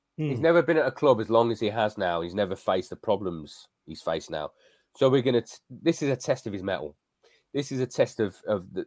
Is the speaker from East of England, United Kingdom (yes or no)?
no; West Midlands, United Kingdom; I'm from the West Midlands